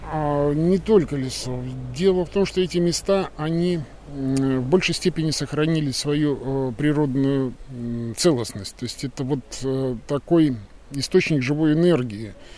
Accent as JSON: {"language": "Russian", "town": "Kaliningrad", "region": "Kaliningrad Oblast", "country": "Russia", "tie": "born or raised there", "also_born_or_lived": "Saint Petersburg area / Svetlogorsk area", "moved": "as an adult", "lives_now": "Krasnolesye, Russia", "said": "Вообще-то я э, родом из Калининграда, то есть родился, вырос в Калининграде, учился под Питером"}